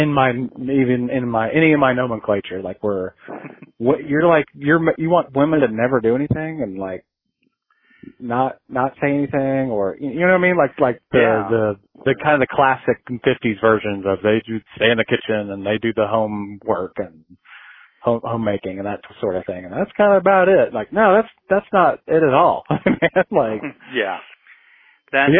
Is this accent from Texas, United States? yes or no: no; Guymon, Oklahoma, United States; I'm from Guymon.